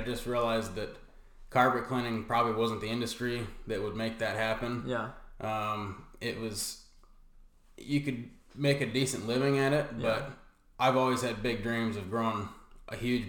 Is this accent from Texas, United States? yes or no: no; Gilbert, Arizona, United States; also born or lived in Safford, Arizona; I grew up in Gilbert for most of my life. Moved there when I was about 10. Was in Safford before that.